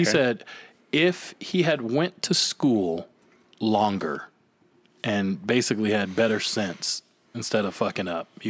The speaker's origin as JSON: {"language": "English", "town": "Flint", "region": "Michigan", "country": "United States", "tie": "born or raised there", "moved": "yes", "said": "because I'm from Michigan."}